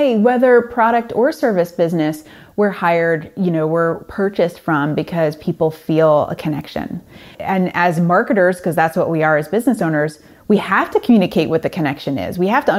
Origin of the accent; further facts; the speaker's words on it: Hyde Park, New York, United States; also born or lived in Manhattan / Washington, D.C.; Well, I grew up in the Hudson Valley. I grew up across the river from here in a small town called Hyde Park, which is FDR's hometown.